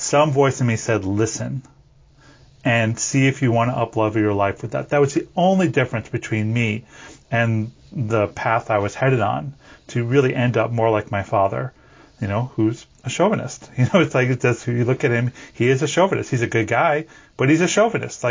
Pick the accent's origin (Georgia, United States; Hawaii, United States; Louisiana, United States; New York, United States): New York, United States; I was born in New York, in the East Coast in the 70s